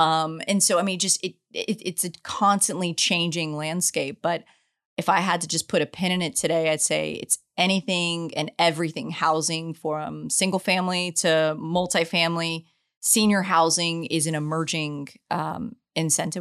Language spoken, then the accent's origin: English; San Antonio, Texas, United States; also born or lived in Asia Pacific; now in Houston, United States; grew up in San Antonio, Texas, love my hometown